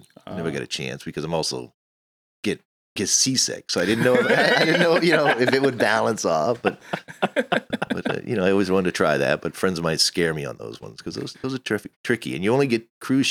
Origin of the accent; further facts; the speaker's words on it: Miami, Florida, United States; moved away as an adult; also born or lived in Maine; now in Portland, United States; Born in Maine, but I grew up in Miami